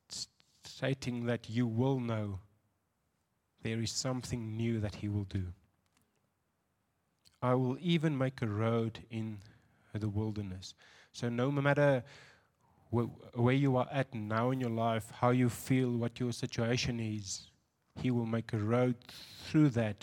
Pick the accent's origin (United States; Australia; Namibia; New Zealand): Namibia; Windhoek, Khomas; I'm from Windhoek